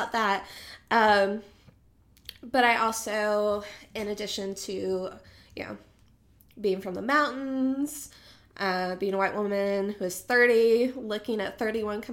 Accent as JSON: {"language": "English", "town": "Boone", "region": "North Carolina", "country": "United States", "tie": "born or raised there", "moved": "as an adult", "lives_now": "Raleigh, United States", "said": "But I'm also Appalachian. I grew up close to Boone here in North Carolina and lived there most of my life until moved down to Raleigh"}